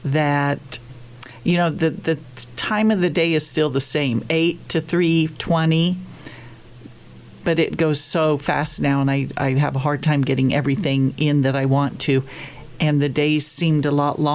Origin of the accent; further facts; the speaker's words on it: Grinnell, Kansas, United States; I grew up in Grinnell, Kansas, a very small town